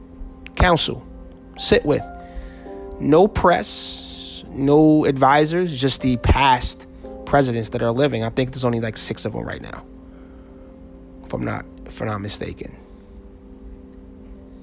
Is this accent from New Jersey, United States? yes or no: yes; New Jersey, United States; moved away; I am 3 hours away from my home state of New Jersey.